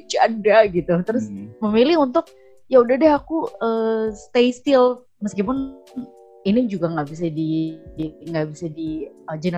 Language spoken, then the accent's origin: Indonesian; Java, Indonesia; apalagi aku juga Jawa ya jadi